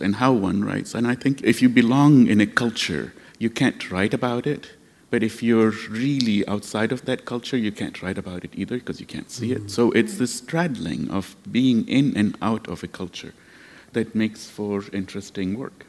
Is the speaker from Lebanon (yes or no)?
yes; Lebanon; now in United States